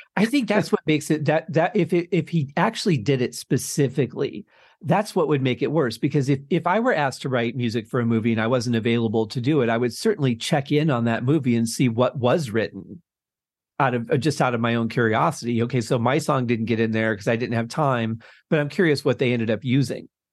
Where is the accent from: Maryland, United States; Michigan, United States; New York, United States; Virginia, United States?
Michigan, United States; Detroit; Growing up in Detroit, we had access to some Canadian radio stations